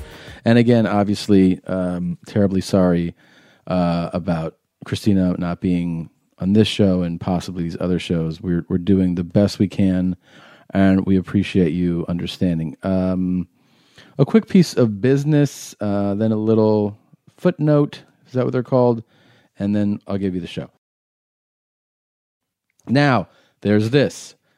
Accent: Cincinnati, Ohio, United States; I'm at Go Bananas in Cincinnati, my hometown.

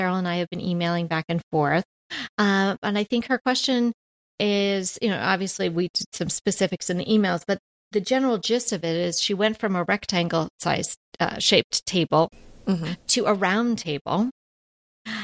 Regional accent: New York, United States; I'm from New York. I know what a real bagel is supposed to taste like

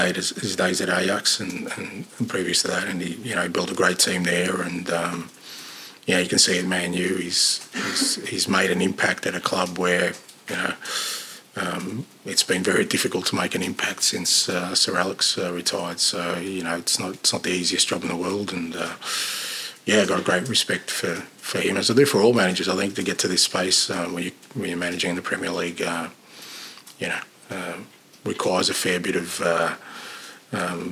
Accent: Australia; moved away as an adult; now in United Kingdom

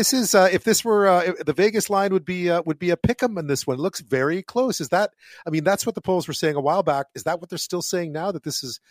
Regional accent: Montreal, Quebec, Canada; moved away; I grew up in Montreal.

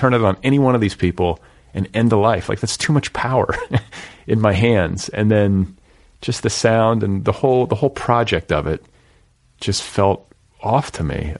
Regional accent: Indiana, United States; also born or lived in Milwaukee; I grew up in the Midwest and in, in this uh, in Indiana

